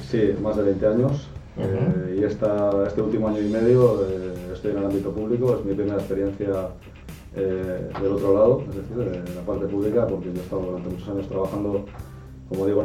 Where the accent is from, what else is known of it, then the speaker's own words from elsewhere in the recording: Erandio, Basque Country, Spain; yo soy de Randio, que es un pueblo que está justo al lado de Bilbao.